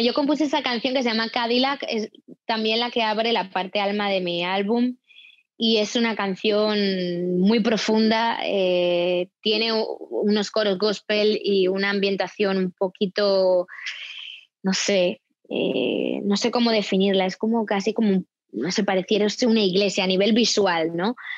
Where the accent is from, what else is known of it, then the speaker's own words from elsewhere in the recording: Spain; now in United States; yo como española